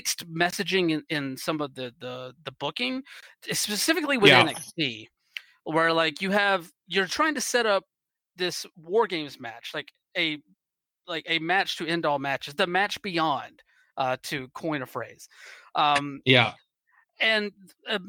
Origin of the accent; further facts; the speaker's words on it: East Coast, United States; moved away as an adult; now in West Coast, United States; I'm originally from the East Coast. And so I'm still getting used to the West Coast in some ways, even though I've been out here for like a handful of years at this point